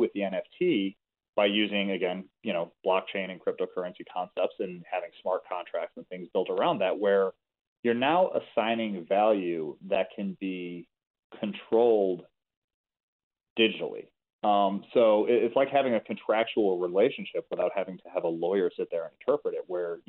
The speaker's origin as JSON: {"language": "English", "town": "Chicago", "region": "Illinois", "country": "United States", "said": "I'm from Chicago."}